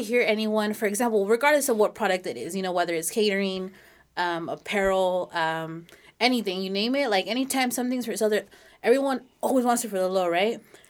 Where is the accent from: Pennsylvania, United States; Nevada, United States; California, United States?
California, United States; Los Banos; where are you from? I was like, oh, Los Baños.